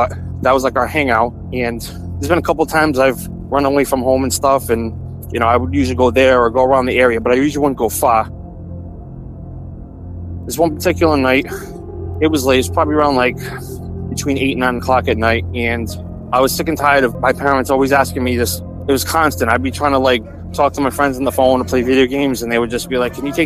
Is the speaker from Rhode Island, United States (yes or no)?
yes; Rhode Island, United States; I was born and raised in Rhode Island